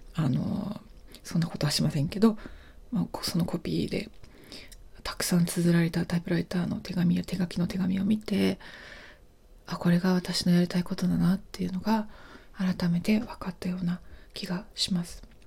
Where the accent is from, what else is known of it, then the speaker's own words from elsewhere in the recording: Japan; also born or lived in Alaska / Zimbabwe / United Kingdom; 私は日本で生まれて日本で育っているので